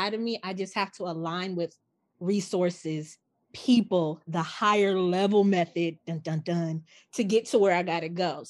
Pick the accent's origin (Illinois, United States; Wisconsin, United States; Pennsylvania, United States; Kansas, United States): Illinois, United States; Chicago; moved away as an adult; now in New York, United States; I'm originally from Chicago